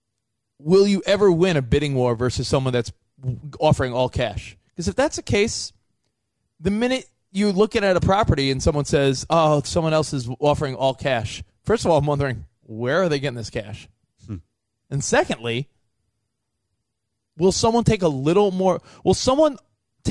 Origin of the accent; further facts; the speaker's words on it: East Coast, United States; now in Los Angeles, United States; I'm from the East Coast.